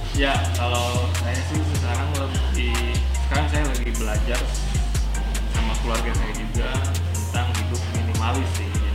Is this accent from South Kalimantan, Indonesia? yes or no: no; West Java, Indonesia; kita kan orang Sunda